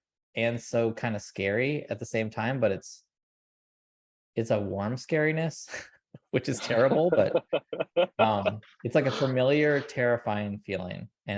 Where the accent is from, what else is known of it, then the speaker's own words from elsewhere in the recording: California, United States; especially as a Californian, I grew up in like kind of like Latino lowrider culture.